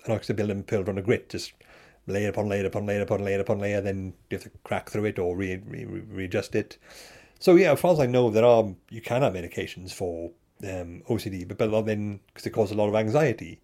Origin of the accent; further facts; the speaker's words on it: Bridgend, Wales, United Kingdom; I'm from Bridgend